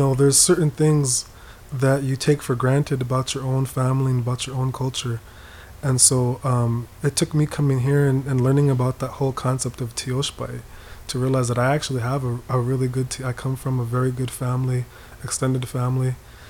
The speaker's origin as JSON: {"language": "English", "region": "East Coast", "country": "United States", "tie": "born or raised there", "said": "Even though I grew up on the East Coast, we pretty much kept to ourselves."}